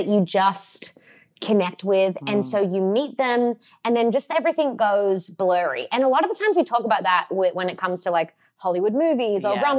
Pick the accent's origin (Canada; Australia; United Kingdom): Australia; now in Los Angeles, United States; And, yes, I am Australian. I moved to LA about, and it'll be 10 years in March, which is wild, right?